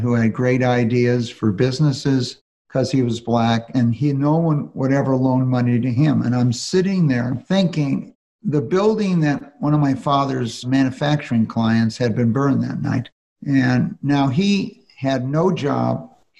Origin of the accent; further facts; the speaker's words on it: Los Angeles, California, United States; I went to a public high school, 4,000 kids. In Los Angeles, where I grew up, we really didn't have private schools.